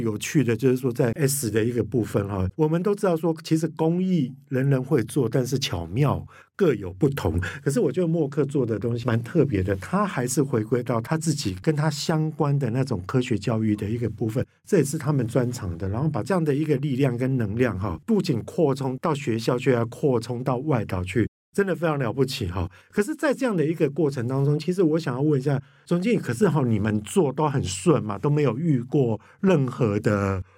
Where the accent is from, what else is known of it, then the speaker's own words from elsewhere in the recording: Kaohsiung, Taiwan; 刚刚提到说寿山动物园，我跟你讲到我的故乡欸